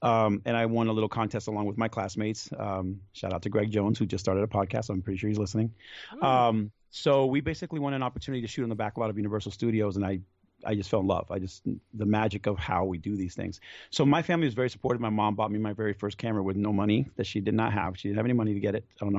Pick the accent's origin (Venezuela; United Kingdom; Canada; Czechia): Venezuela; now in United States; I come from Venezuela, so we came with not much to this country.